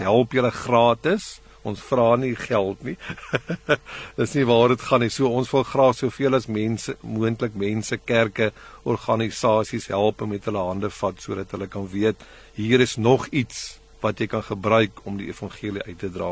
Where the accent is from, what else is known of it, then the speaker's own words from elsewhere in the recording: South Africa; ons ander mense in Suid-Afrika